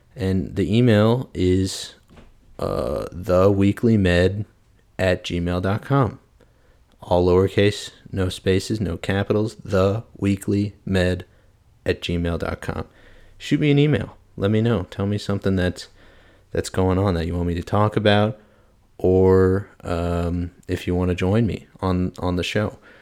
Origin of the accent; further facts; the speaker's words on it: St. Louis, Missouri, United States; moved away as an adult; also born or lived in Arkansas; I am originally from Saint Louis, Missouri. Shout out three one four. I, uh, I am from Saint Louis. I went to Clayton High School.